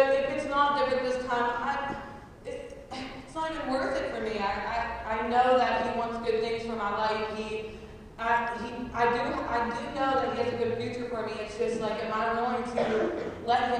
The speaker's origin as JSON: {"language": "English", "town": "Uniontown", "region": "Pennsylvania", "country": "United States", "said": "I am from Uniontown, Pennsylvania"}